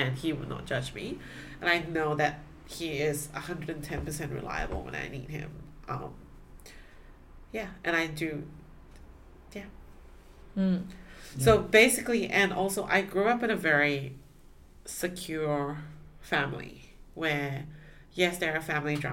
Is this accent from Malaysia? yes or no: yes; Malaysia; moved away as an adult; now in Sydney, Australia; growing up in Malaysia